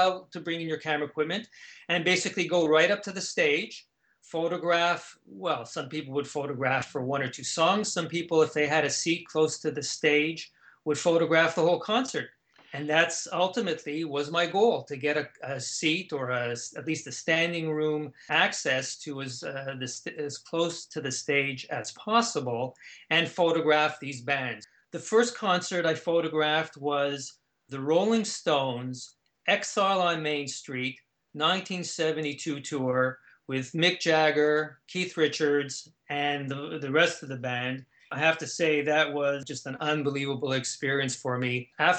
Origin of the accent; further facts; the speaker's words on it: Canada; Growing up in Canada, we were exposed to the same type of folk music.